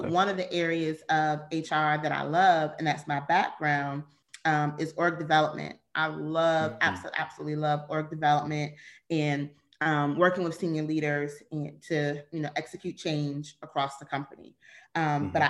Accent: Virginia, United States; moved away as an adult; also born or lived in Charlotte, North Carolina; I was born and raised in Virginia

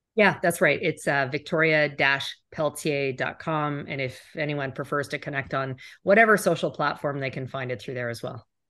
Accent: Canada; as a Canadian

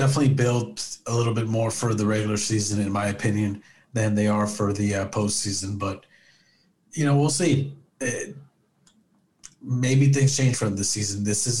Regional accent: Southern California, United States; moved away; I'm originally from Southern California

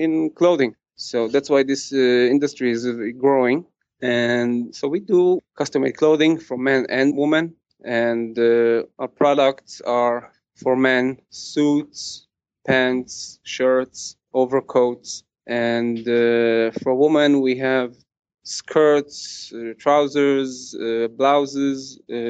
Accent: Kfar Chabad, Central District, Israel; I was born in Israel, grew up in Kfar Chabad.

